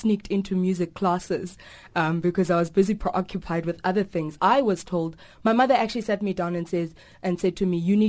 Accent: South Africa; I am South African

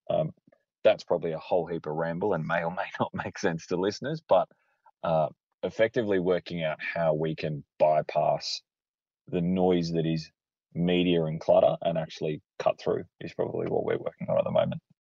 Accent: Australia; born or raised there

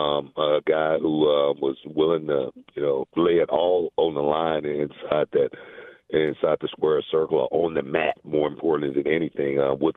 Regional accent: Houston, Texas, United States; also born or lived in Louisiana; I grew up in Houston

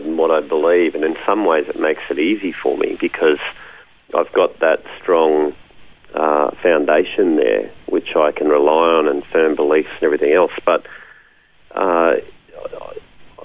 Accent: Brisbane, Queensland, Australia; But I was raised in Bracken Ridge on the north side of Brisbane, which is in my federal seat of Petrie, but born at the Royal Brisbane Women's Hospital back in 1972

